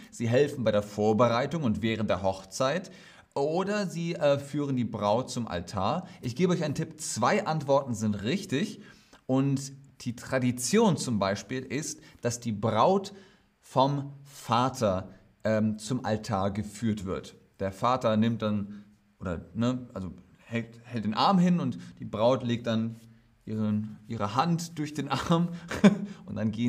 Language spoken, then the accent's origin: German; Germany; Ja, in Deutschland. Ja, in meinem Heimatland.